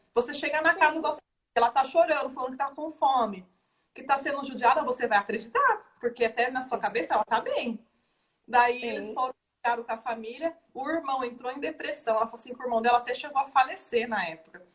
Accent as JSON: {"language": "Portuguese", "country": "Brazil", "said": "é o nosso perfil como brasileiro"}